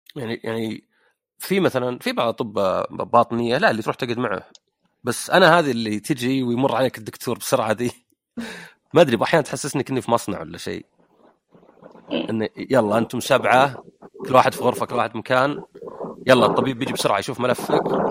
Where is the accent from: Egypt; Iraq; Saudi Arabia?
Saudi Arabia; عندنا بالسعوديه